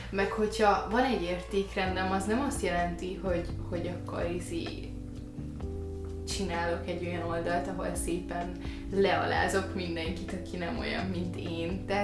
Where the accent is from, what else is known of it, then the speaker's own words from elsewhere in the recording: Hungary; valakinek külföldön azt mondom, hogy magyar vagyok